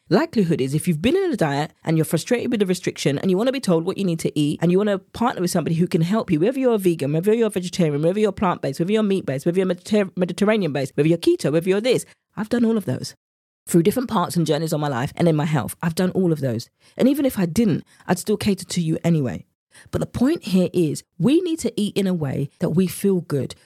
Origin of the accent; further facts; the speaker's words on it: England, United Kingdom; accent: English; my English accent has come out now